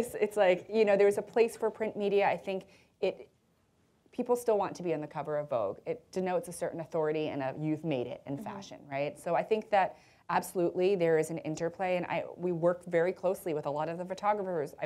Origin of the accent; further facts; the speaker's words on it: United States; I'm American